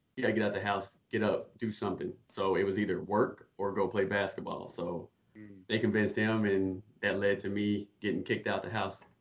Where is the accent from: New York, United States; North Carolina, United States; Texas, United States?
North Carolina, United States; Charlotte; moved away as an adult; now in Canada; I'm from Charlotte, North Carolina, born and raised